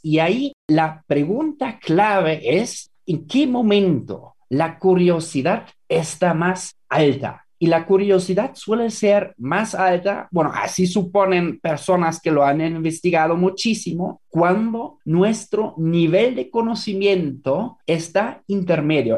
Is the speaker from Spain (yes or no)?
no; Germany; now in Mexico; En Alemania, por ejemplo, en mi país de origen